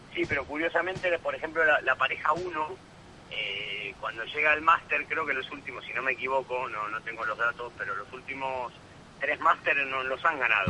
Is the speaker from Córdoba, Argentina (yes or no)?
no; Buenos Aires, Argentina; moved away; also born or lived in Bilbao, Spain; soy argentino y me gustaría ganar en donde nací